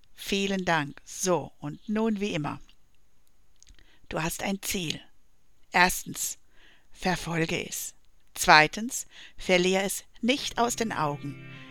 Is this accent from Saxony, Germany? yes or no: no; Black Forest, Baden-Württemberg, Germany; aus dem Schwarzwald, wo ich herkomme